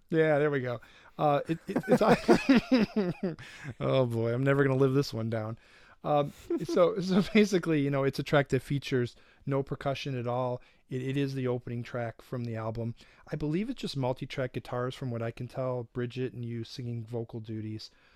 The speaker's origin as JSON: {"language": "English", "town": "Detroit", "region": "Michigan", "country": "United States", "said": "I'm from Detroit"}